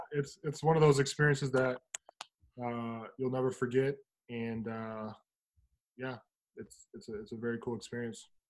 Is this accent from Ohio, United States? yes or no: yes; Toledo, Ohio, United States; moved away; I grew up in Toledo